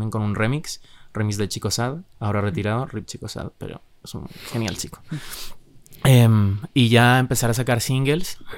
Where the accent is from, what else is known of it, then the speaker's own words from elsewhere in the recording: Madrid, Community of Madrid, Spain; O sea, yo sí soy de Madrid